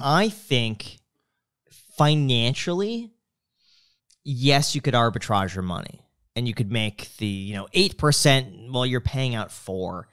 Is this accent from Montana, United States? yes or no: no; Michigan, United States; moved away; as a Michigander